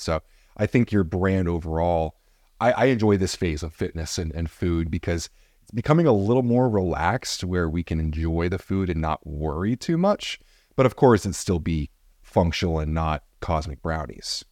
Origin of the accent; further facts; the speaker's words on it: New Jersey, United States; I'm from Jersey